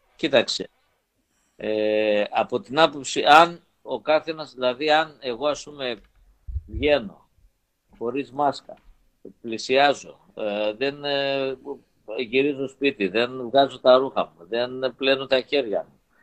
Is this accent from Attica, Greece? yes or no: no; Rethymno, Crete, Greece; moved away; είμαι από το Ρέθυμνο